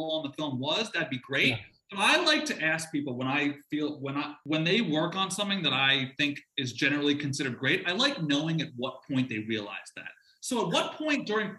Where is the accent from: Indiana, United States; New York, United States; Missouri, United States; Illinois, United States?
New York, United States; I am from New York as well